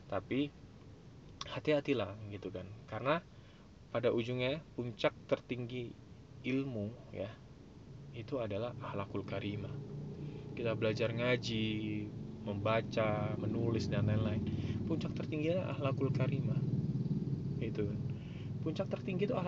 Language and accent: Indonesian; Bangil, East Java, Indonesia; saya ngaji juga di pesantren Tanurul Hijah di kampung saya di Bangil